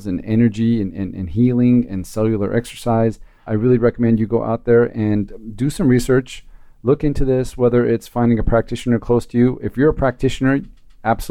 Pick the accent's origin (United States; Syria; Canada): United States; Anaheim, California; I grew up in Anaheim